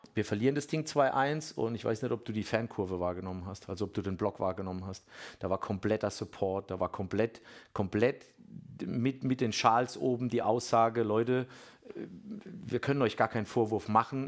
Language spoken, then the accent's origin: German; Bammental, Baden-Württemberg, Germany; ich komme ja ursprünglich aus Bamtal